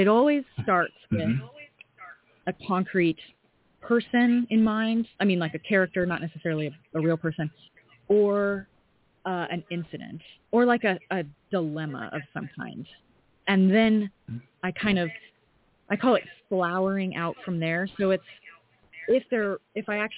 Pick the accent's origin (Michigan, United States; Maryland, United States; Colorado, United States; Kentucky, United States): Colorado, United States; I'm from Colorado